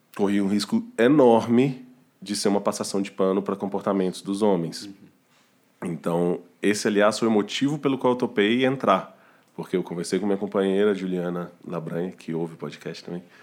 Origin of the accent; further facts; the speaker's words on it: Belo Horizonte, Minas Gerais, Brazil; now in São Paulo, Brazil; Belo Horizonte, que é de onde eu sou